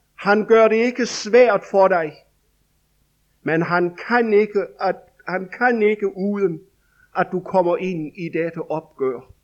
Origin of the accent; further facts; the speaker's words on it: Denmark; I 1990 stod vi i en vækkelse over i Vestjylland hjemme i Danmark